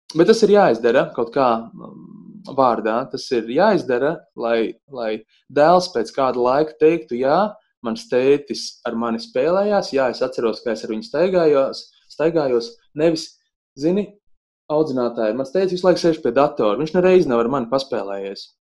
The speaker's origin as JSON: {"language": "Latvian", "town": "Bauska", "region": "Bauska Municipality", "country": "Latvia", "tie": "born or raised there", "moved": "as an adult", "said": "mana dzimtā puse Bauska"}